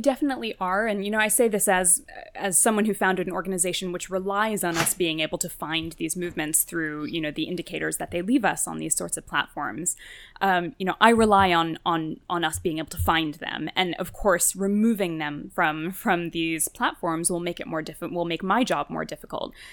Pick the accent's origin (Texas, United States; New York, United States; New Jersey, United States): New Jersey, United States; also born or lived in Sweden; I grew up in New Jersey, the, the kid of Indian immigrants